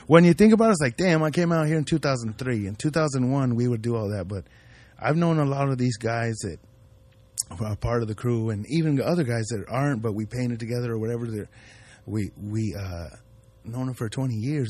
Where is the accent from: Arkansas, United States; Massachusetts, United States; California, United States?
California, United States; Ridgecrest; also born or lived in Compton / Paramount; I grew up in the desert, in, in a little town, Ridgecrest